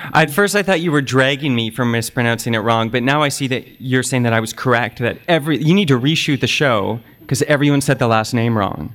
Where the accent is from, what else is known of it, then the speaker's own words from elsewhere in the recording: Oakville, Ontario, Canada; growing up in Oakville, Ontario